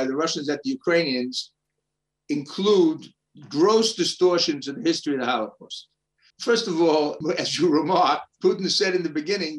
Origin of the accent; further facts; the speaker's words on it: New York City, New York, United States; moved away as an adult; now in Israel; my fantasy growing up in Brooklyn, New York, was to be the first Orthodox Jew to play in the NBA